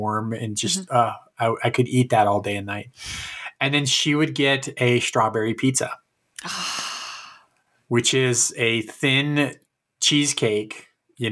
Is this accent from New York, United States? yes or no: no; California, United States; also born or lived in Chicago; I was born in Chicago, but raised mostly in California